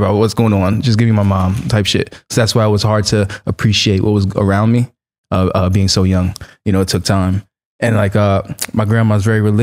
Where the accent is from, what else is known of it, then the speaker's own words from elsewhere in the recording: New York City, New York, United States; moved away as an adult; now in Los Angeles, United States; I grew up in Flatbush when I was like 7 years old